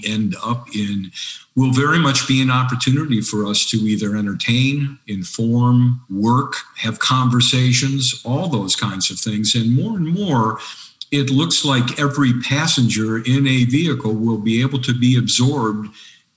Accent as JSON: {"language": "English", "town": "Detroit", "region": "Michigan", "country": "United States", "tie": "born or raised there", "said": "I'm from Detroit. So when you grow up in the Motor City, cars are in your DNA"}